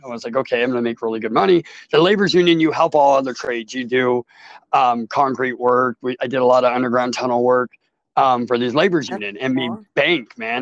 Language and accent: English; Portland, Oregon, United States; I'm from Portland, Oregon. Yeah. And I grew up in Portland, Southeast Portland, Oregon